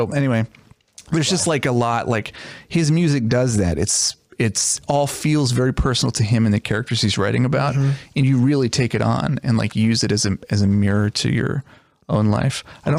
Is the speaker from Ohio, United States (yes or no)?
yes; Dayton, Ohio, United States; just being from Dayton, Ohio, you know, there isn't really a New York City right across the river.